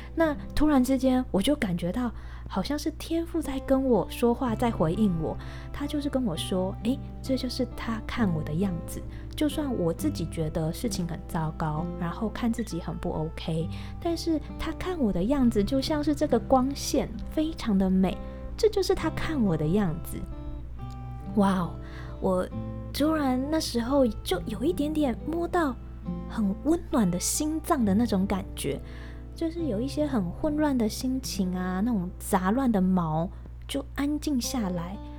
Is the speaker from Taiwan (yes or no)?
yes; Taiwan; accent: Taiwanese; 我的台湾口音